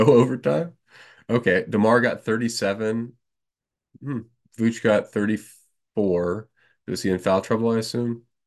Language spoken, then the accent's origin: English; North Carolina, United States; I am from North Carolina